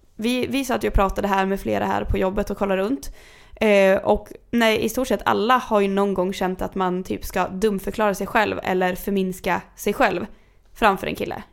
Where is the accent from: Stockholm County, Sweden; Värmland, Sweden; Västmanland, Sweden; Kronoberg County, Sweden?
Västmanland, Sweden; Kungsör; moved away; när jag var hemma i Kungsör